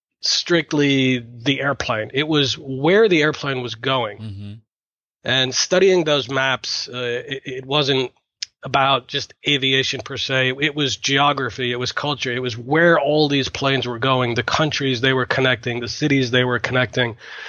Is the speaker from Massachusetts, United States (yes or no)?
yes; Massachusetts, United States; I live in Boston in the U.S. I'm an airline pilot. I've been an airline pilot for about 25 years. I grew up in Massachusetts in the U.S.